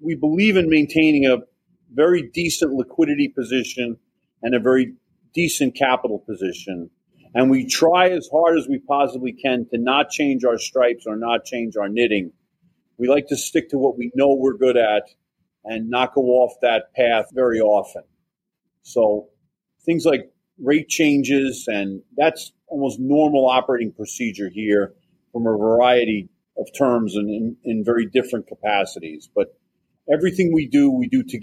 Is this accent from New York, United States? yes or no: yes; Saratoga County, New York, United States; also born or lived in Queens, New York; I was pumping gas at a mobile station in my hometown. I live in Saratoga County at the time